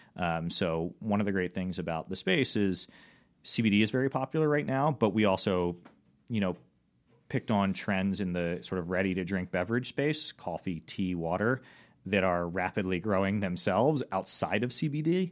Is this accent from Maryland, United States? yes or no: yes; Rocks State Park, near Baltimore, Maryland, United States; I grew up in Rock State Park, which is not terribly far from the city